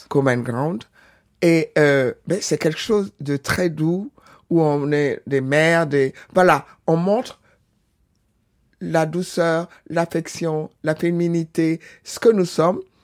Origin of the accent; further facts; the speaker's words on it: Benin; now in Senegal; j'ai jamais oublié ma, nationalité, mon origine du Bénin